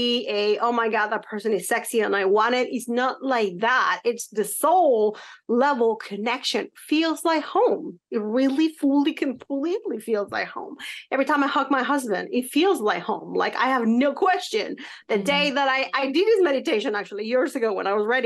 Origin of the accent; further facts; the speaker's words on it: Mexico; now in United States; when I was growing up in Mexico